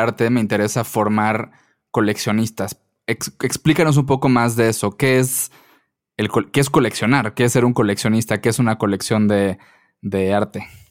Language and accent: Spanish; Mérida, Yucatán, Mexico; yo soy de Mérida